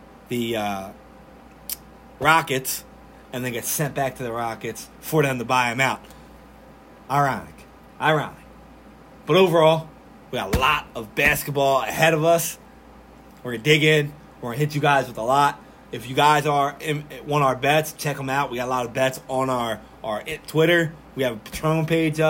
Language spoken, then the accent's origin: English; Philadelphia, Pennsylvania, United States; Now I'm from Philly.